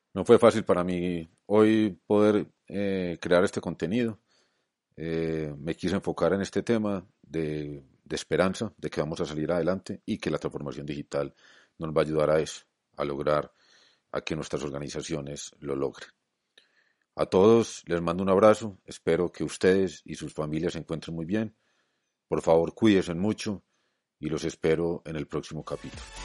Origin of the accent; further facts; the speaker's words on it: Colombia; en mi país, en Colombia